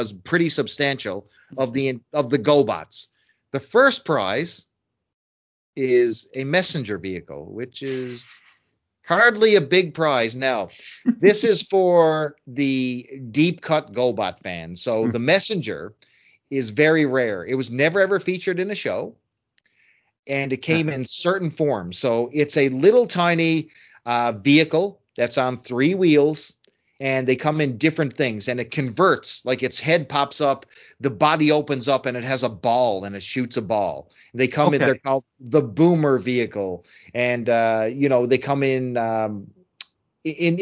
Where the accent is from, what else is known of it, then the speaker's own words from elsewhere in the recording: Canada; as a Canadian